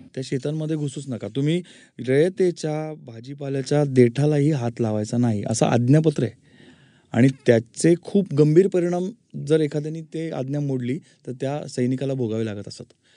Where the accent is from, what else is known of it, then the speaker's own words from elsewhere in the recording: Pune, Maharashtra, India; also born or lived in Ratnagiri; माझं मूळ रत्नागिरी पण आईनी खूप शहाणपणा करून मला पुण्यामध्ये शिकायला ठेवलं होतं